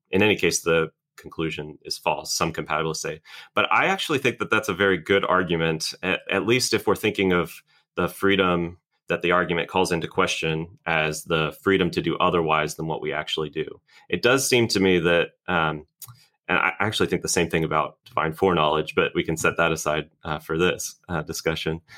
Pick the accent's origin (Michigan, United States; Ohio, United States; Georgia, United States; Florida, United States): Florida, United States; Orlando; moved away as an adult; now in Birmingham, United States; I'm originally from Florida. I grew up in Orlando